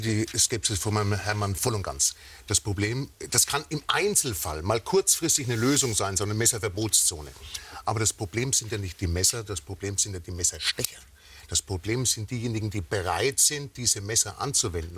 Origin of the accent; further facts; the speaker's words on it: Schweinfurt, Bavaria, Germany; aus meiner Heimatstadt äh, Schweinfurt